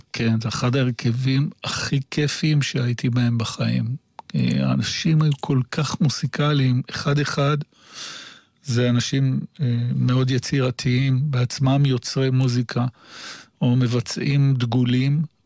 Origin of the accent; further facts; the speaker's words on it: Jerusalem, Jerusalem District, Israel; אני ירושלמי במקור, אה, ילד טוב, ירושלים